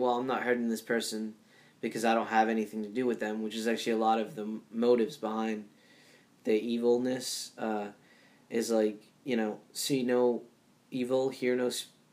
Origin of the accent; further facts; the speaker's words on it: Rhode Island, United States; growing up in Rhode Island